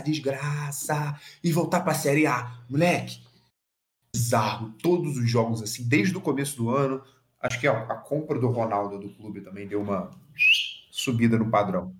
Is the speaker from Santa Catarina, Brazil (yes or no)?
no; Minas Gerais, Brazil